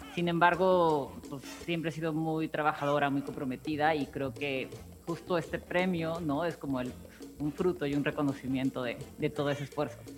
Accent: Oaxaca, Mexico; moved away as an adult; now in Mexico City, Mexico; ya soy más chilanga que oaxaqueña

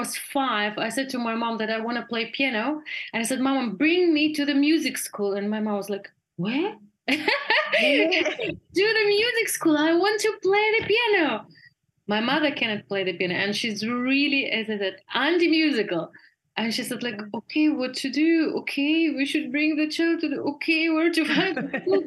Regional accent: Russia; moved away as an adult; also born or lived in Germany; now in Berlin, Germany; I was born in Russia, but I live most the time of my life in Germany

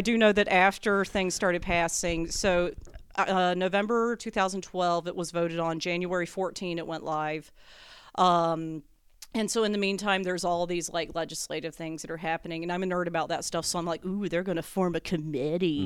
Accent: North Carolina, United States; born and raised North Carolina

